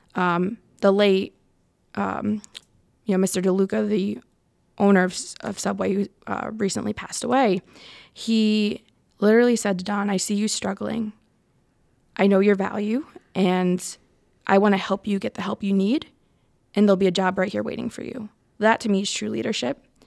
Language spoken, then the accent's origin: English; Connecticut, United States; moved away as an adult; also born or lived in Asuncion, Paraguay; now in Rhode Island, United States; I grew up in Connecticut